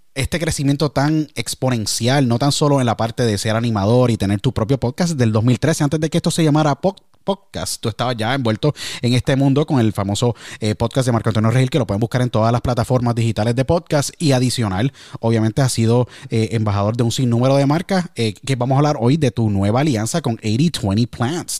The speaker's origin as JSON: {"language": "Spanish", "country": "Puerto Rico", "said": "Tú sabes cómo son los somos los puertorriqueños"}